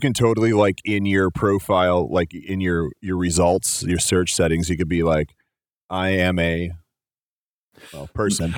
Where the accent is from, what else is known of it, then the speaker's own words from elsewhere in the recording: Chicago, Illinois, United States; so I grew up in Chicago